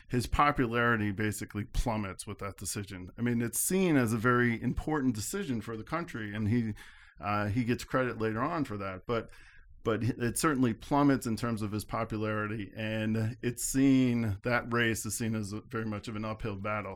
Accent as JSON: {"language": "English", "town": "Albany", "region": "New York", "country": "United States", "tie": "born or raised there", "said": "I grew up in the Albany area"}